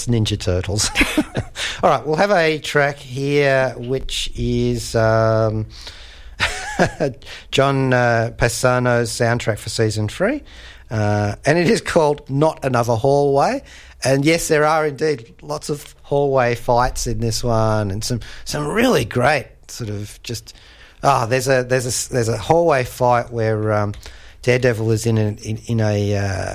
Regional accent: Australia; As an Australian

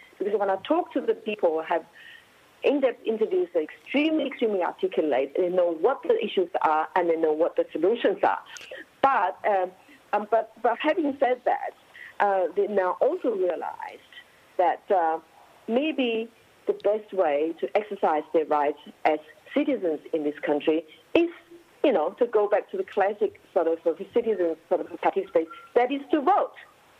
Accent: China; now in Australia; I'm the Australian, Chinese Australians who have just recently, in my lifetime, 20 years ago or 10 years ago, I came from China to Australia. So I know China and I know Australia.

